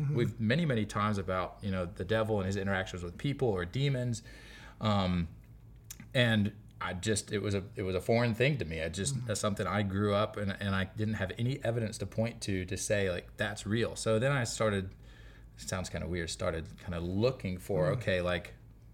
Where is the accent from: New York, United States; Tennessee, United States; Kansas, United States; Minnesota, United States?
Tennessee, United States; Kingsport; moved away; I grew up in Kingsport, Tennessee, a little top right corner of East Tennessee.